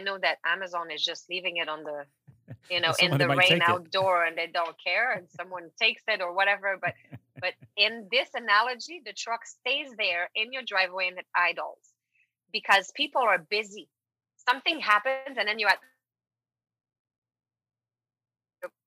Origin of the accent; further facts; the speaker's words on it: Quebec, Canada; first language French; English is a second language; moved away; I am French from Quebec, and I've been working in English mostly since I've built my business